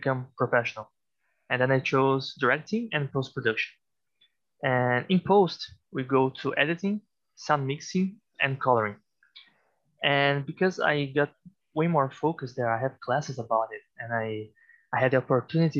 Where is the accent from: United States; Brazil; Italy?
Brazil; also born or lived in Vancouver, Canada; I'm from Brazil originally